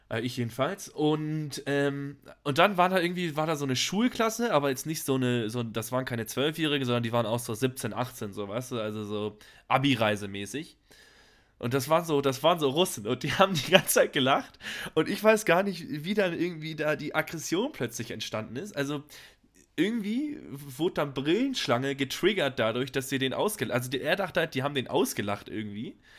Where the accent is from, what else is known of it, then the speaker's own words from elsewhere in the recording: Hamburg, Germany; Also ich meine, als Hamburger hast du ja auch diese ganzen Kanäle und sowas, weißt du?